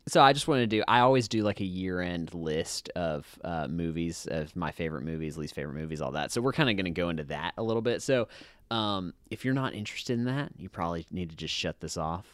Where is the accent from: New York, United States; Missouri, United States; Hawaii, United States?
Hawaii, United States; moved away; I grew up in Hawaii.